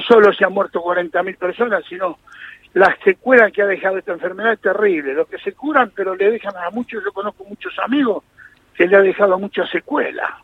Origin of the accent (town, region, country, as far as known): Argentina